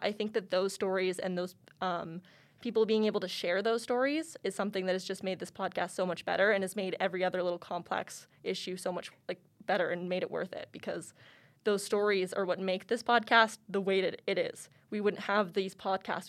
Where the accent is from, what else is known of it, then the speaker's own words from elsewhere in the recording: Lethbridge, Alberta, Canada; moved away as an adult; now in Calgary, Canada; I was originally born and raised in Lethbridge, Alberta